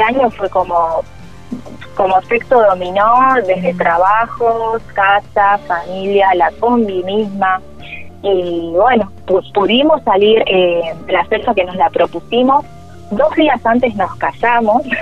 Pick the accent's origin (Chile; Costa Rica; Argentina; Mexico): Argentina; Buenos Aires; somos de Buenos Aires. Y bueno, todo lo, el ritmo citadino, más que nada porteño